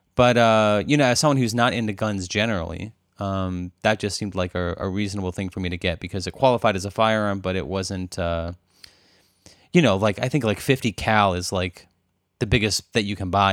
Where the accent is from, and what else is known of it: Arizona, United States; now in Berkeley, United States